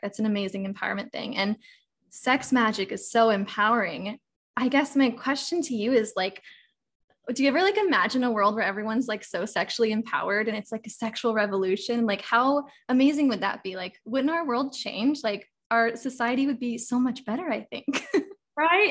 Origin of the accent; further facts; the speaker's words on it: Kansas City, Missouri, United States; I'm from Missouri, originally Kansas City